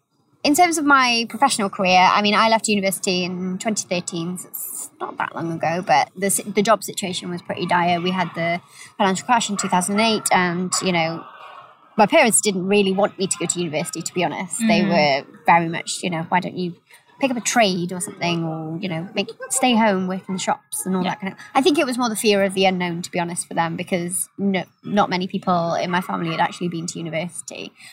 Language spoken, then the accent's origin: English; Gilwern, near Abergavenny, Wales, United Kingdom; now in Cardiff, United Kingdom; So I'm originally from a little town called, well, a village, actually, called Gilwyn, which is about an hour away from here, outside of a town called Abergavenny